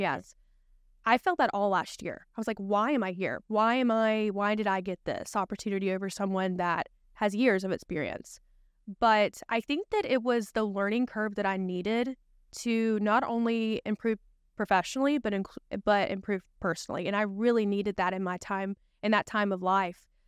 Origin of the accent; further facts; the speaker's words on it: Spartanburg, South Carolina, United States; also born or lived in Greenville, South Carolina; I'm from Greenville, South Carolina. I've lived there all my life. I'm originally from Spartanburg